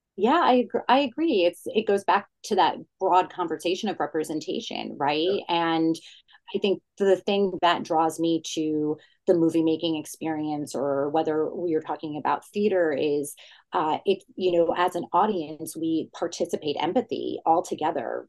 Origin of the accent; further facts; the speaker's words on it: New Jersey, United States; I'm from New Jersey. So it was very much an ode to my childhood growing up in the suburbs of New York City, growing up in an Italian Jewish family in Jersey